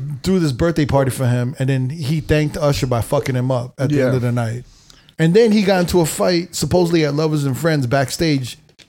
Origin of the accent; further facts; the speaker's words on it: New York, United States; maybe because I grew up in New York.